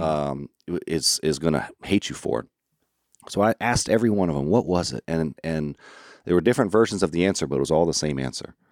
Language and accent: English; Orlando, Florida, United States; also born or lived in Arkansas; I'm from Florida, but I'm not from your, your Panhandle, Florida